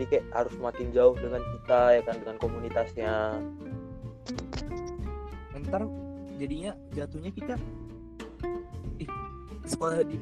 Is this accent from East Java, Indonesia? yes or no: no; North Sumatra, Indonesia; iya aku orang Karo nandem itu kalau kata orang Karo itu mamamu katanya